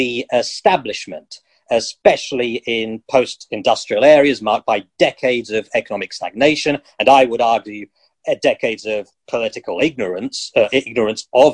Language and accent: English; United Kingdom; People who are ethnic minorities but born in this country, like me